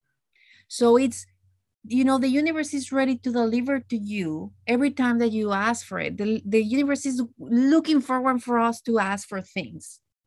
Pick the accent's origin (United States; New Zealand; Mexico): Mexico; moved away as an adult; now in Canada; growing up in Mexico